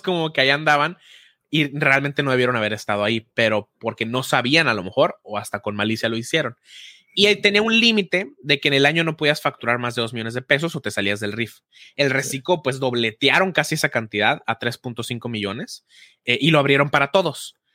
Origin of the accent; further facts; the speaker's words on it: Hermosillo, Sonora, Mexico; yo soy de Hermosillo